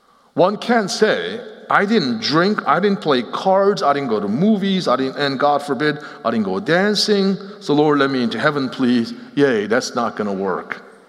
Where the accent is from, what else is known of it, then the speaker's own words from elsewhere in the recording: Seoul, South Korea; also born or lived in Philadelphia, United States; So I grew up both in Seoul, Korea, as well as outside of Philadelphia, and lived in the East Coast until about 13 years ago in 2006.